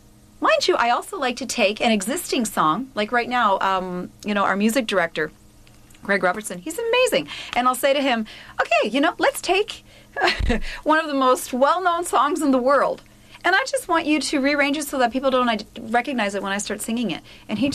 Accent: Ontario, Canada; also born or lived in Cuba; Because I was born in Cuba, my whole family is from Cuba, mm-hmm. but I've been brought up in Canada.

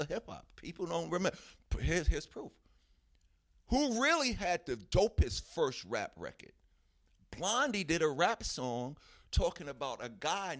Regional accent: New York City, New York, United States; we was from Hollis

